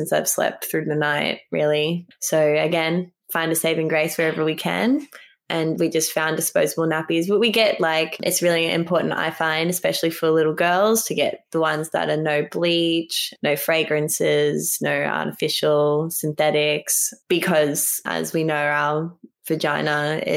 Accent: Fiji; now in Mullumbimby, Australia; I was raised in Fiji.

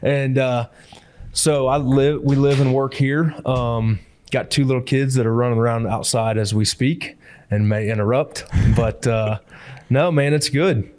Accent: Hancock County, Illinois, United States; moved away as an adult; also born or lived in Peoria, Illinois / Edgefield, South Carolina; I grew up in the Midwest. I actually grew up in uh, Hancock County, Illinois

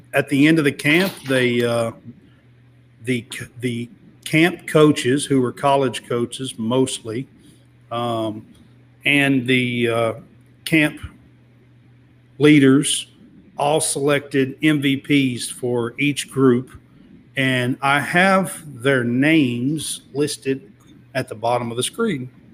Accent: Kentucky, United States; I'm from Kentucky

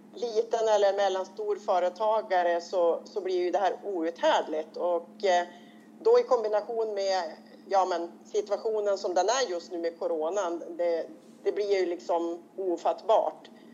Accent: Robertsfors, Västerbotten County, Sweden; jag kommer från Västerbotten, eh, från Robertsfors kommun

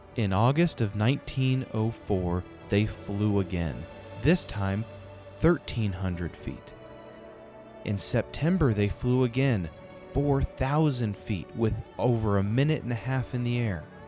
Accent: North Carolina, United States; Jared and I we're from North Carolina

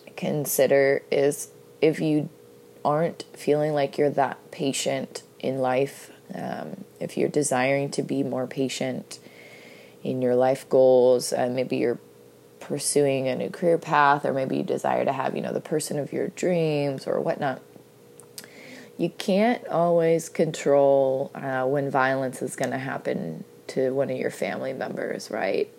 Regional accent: United States; I'm from the United States of America

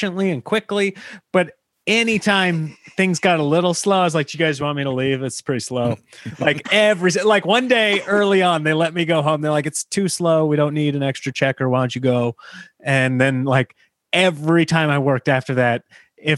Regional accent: Nebraska, United States; everybody growing up in Nebraska, everybody had the Husker one.

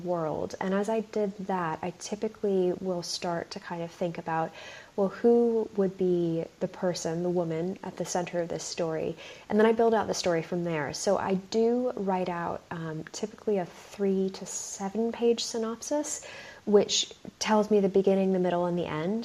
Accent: United States; now in United Kingdom; I have the funny privilege of being both American and British.

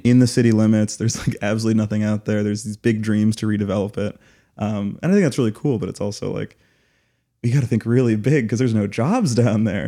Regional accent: Las Vegas, Nevada, United States; moved away as an adult; also born or lived in Arizona / Germany; now in Chicago, United States; I grew up in Arizona and, but majority in Las Vegas, um, with a little bit of time in Germany as a kid as well

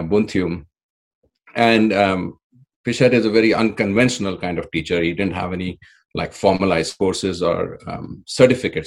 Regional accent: India; moved away as an adult; now in Nevada City, United States; Originally, I come from India.

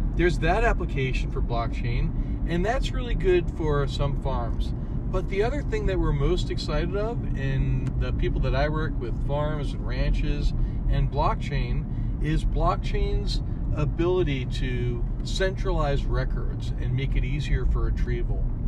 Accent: New York, United States; moved away as an adult; also born or lived in West Coast; now in Eugene, United States; I grew up in New York.

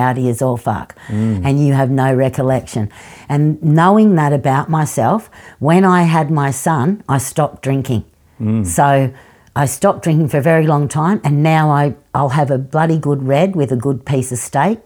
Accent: Sydney, New South Wales, Australia; we were living in the western suburbs of Sydney at that stage. I was born in Leichhardt when we were living in Leichhardt.

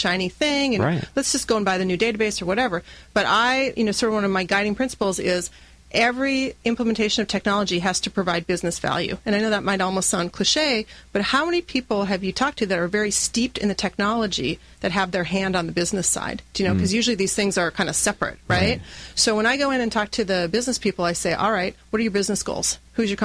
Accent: North Dakota, United States; I grew up in North Dakota

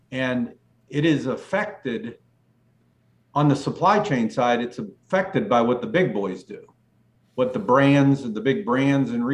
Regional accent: Western Pennsylvania, United States; I'm from Western PA

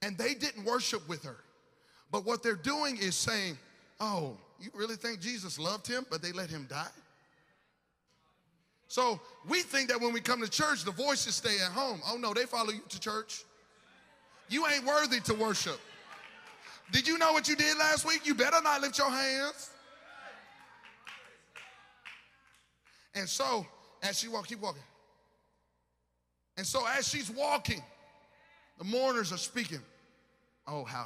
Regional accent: Alabama, United States; moved away; I ain't from here, I'm from Alabama

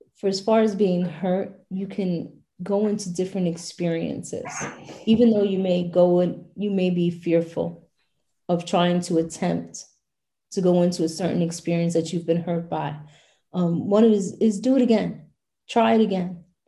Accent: New York City, New York, United States; my hometown of brooklyn new york

